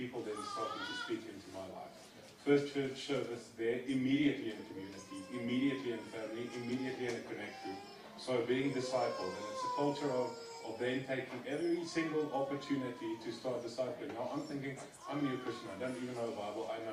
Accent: Eritrea; now in South Africa; I am originally from East Africa, small nation called Eritrea

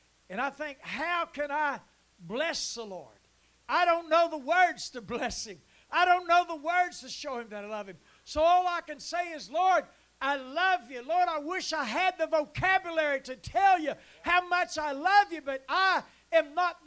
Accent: Huntington, West Virginia, United States; I was raised in Huntington

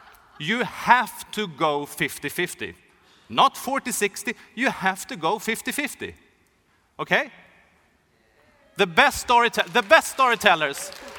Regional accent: Sweden; I'm from Sweden. Hockey is a really big thing in Sweden.

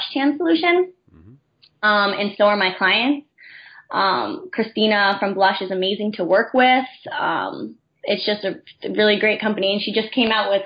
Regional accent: Enfield, Connecticut, United States; I was from Enfield, Connecticut, and then ended up being that I went to high school with her husband

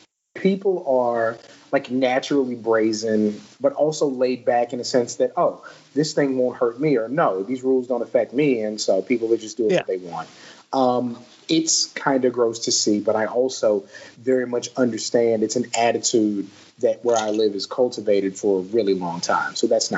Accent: Southern Maryland, United States; now in Texas, United States; I'm originally from Southern Maryland

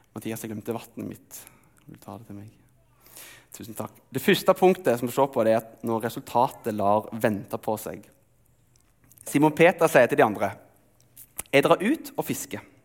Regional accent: Telemark, Norway; moved away; Jeg er oppvokst i Telemark, og der er det ikke sjø, men det er fiskevann.

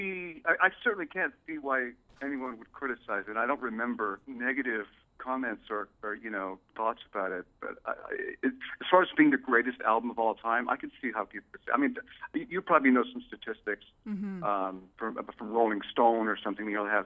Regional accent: London, United Kingdom; moved away; also born or lived in Toronto; Towards the late 80s, I living in Toronto. I grew up in London, but I lived in Toronto for about 16 years.

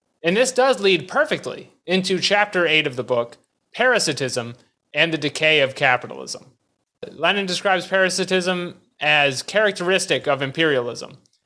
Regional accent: United States; As an American in 2022

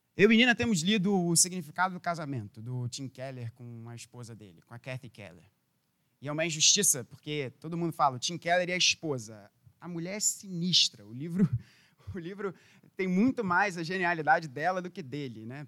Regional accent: Rio de Janeiro, Brazil; como carioca

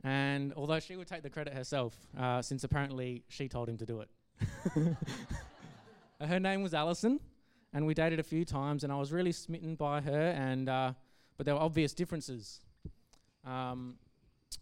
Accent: Geraldton, Western Australia, Australia; I grew up in Geraldton, a town roughly 4 hours north of Perth

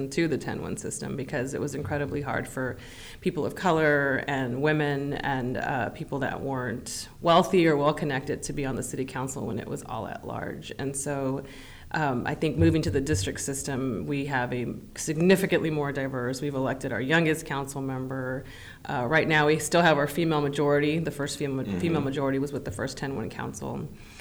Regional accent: San Antonio, Texas, United States; moved away as an adult; now in Austin, United States; I grew up in San Antonio

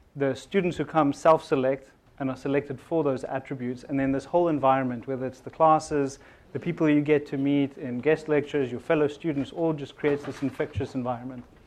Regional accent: South Africa; moved away as an adult; now in Silicon Valley, United States; I'm originally from South Africa

